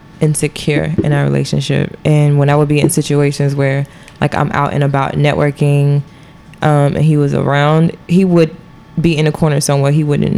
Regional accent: the South, United States; I was raised in the South. So I do have like that Southern background

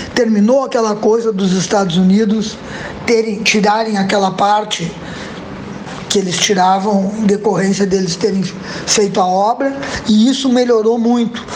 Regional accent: Brazil; nós brasileiros

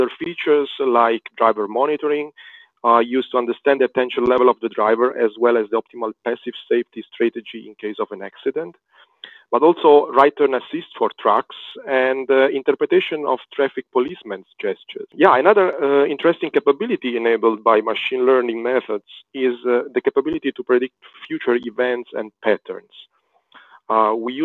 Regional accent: Rome, Lazio, Italy; I was born in Rome

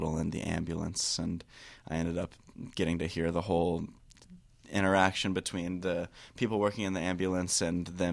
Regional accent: Florida, United States; moved away as an adult; now in Chicago, United States; born and raised in Florida

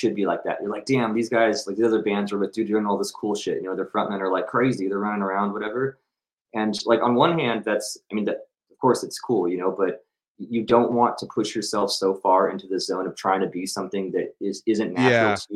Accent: Bay Area, California, United States; I was from the Bay Area

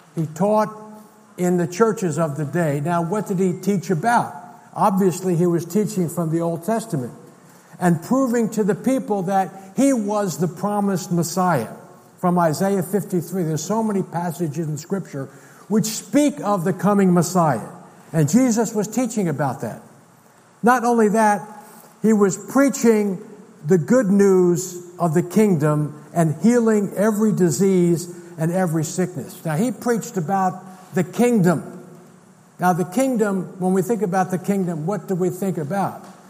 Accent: United States; as an American

